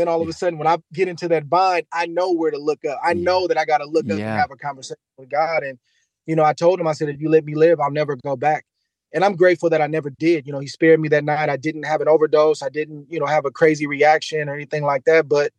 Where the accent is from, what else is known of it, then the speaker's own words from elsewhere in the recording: San Bruno, California, United States; growing up in San Bruno, California, at Crestmore High School, they had a boxing team.